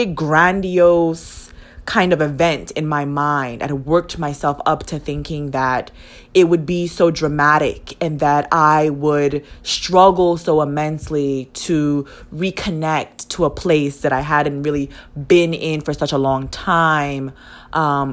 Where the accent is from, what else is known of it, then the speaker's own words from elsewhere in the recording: U.S. Virgin Islands; moved away as an adult; I am from a U.S. territory / colony